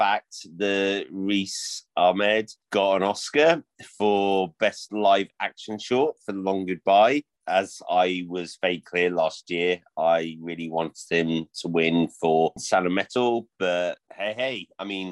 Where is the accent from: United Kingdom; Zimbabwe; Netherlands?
United Kingdom; as British men